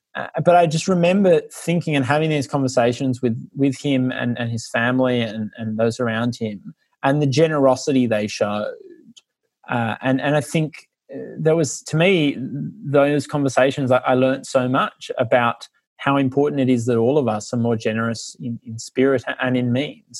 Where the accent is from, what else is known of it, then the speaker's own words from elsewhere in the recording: Australia; also born or lived in Ireland; now in London, United Kingdom; I'm only half Irish and grew up in Australia